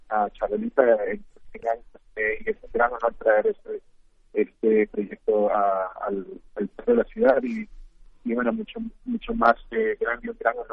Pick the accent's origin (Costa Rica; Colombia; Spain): Costa Rica; ambos somos de Costa Rica, ambos somos mujeres y ambos que nacimos en la misma fecha, que fue el 17 de abril.